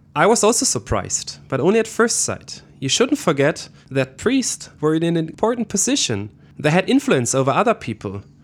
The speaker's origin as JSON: {"language": "English", "region": "West Germany", "country": "Germany", "said": "I didn't grow up in East Germany. I am from the West"}